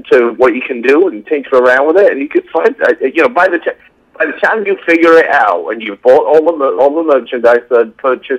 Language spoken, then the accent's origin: English; England, United Kingdom; now in Chicago, United States; I'm from England.